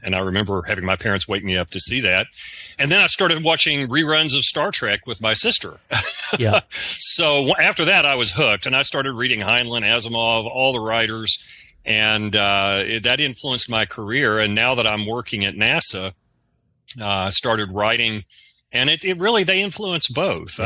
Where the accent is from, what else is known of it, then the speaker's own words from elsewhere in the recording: the South, United States; accent: southern; my southern accent